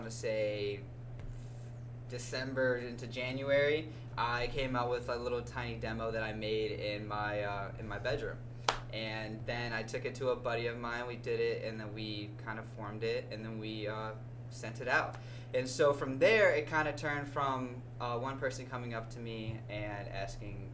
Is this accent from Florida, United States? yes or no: no; Chicago, Illinois, United States; we're from Chicago